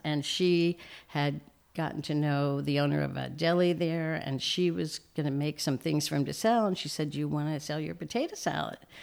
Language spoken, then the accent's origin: English; Reading, Pennsylvania, United States; moved away as an adult; also born or lived in Saint Louis, Missouri; I was born in Saint Louis, but when we were young, we moved to Reading, Pennsylvania